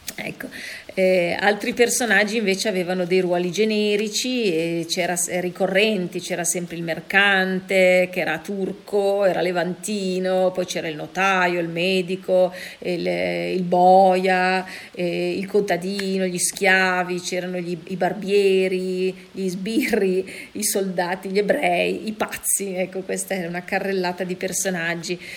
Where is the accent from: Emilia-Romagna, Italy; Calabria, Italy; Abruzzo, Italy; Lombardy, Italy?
Lombardy, Italy; Milan; da milanese